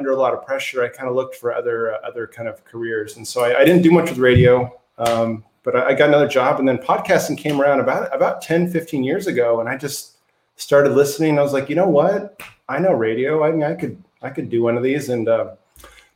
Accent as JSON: {"language": "English", "town": "Bellevue", "region": "Washington", "country": "United States", "tie": "born or raised there", "said": "I grew up in Bellevue, Washington"}